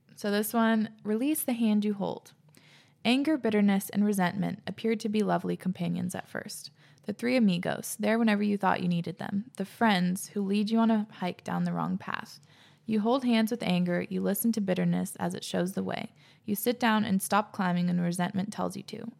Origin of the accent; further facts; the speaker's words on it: Whidbey Island, Washington, United States; growing up on Whidbey